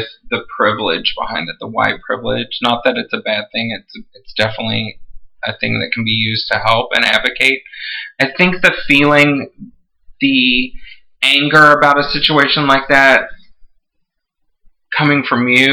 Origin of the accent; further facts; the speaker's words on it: Texas, United States; I grew up with guns in my house. I'm from Texas.